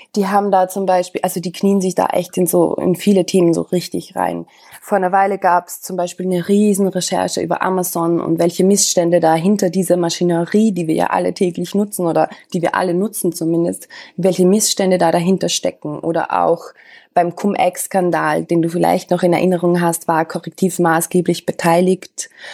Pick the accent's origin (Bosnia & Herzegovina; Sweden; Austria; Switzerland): Austria; moved away as an adult; also born or lived in Vienna; now in Berlin, Germany; Ich bin, das hörst du vielleicht, ich bin Österreicherin.